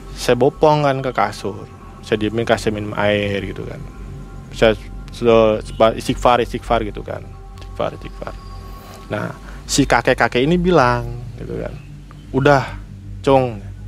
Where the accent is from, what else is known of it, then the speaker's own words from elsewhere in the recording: Cirebon, West Java, Indonesia; saya sebagai orang Cirebon lagi